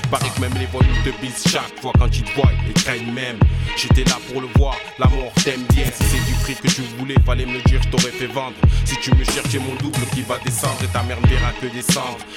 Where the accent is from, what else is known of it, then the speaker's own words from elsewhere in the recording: Marseille, Provence-Alpes-Côte d'Azur, France; c'est pas parce que nous sommes Marseillais que nous sommes à même de pouvoir nous juger.